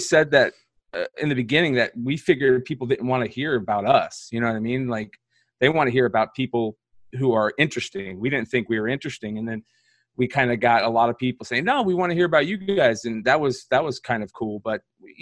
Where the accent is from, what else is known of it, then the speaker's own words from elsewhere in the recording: Arizona, United States; also born or lived in Nevada; we moved out here when I was like 5 or 6. So I've been out here for, you know, as long as I can remember.